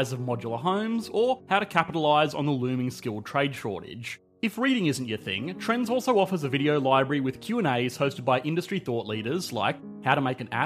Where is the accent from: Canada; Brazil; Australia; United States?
Australia; I am an Australian